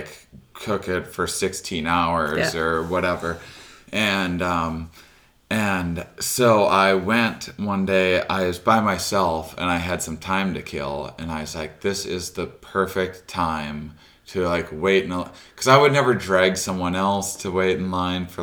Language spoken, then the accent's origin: English; La Crosse, Wisconsin, United States; moved away; I'm from La Crosse, Wisconsin originally